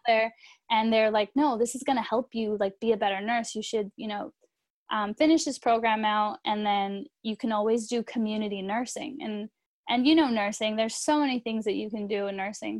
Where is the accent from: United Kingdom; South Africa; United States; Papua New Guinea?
United States; California; also born or lived in Chicago; I'm from California